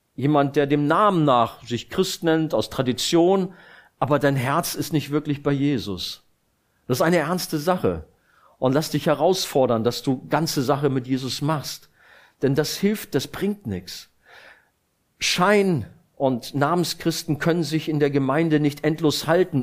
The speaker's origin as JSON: {"language": "German", "region": "Rhineland", "country": "Germany", "moved": "yes", "said": "Ich komme ja aus dem Rheinland"}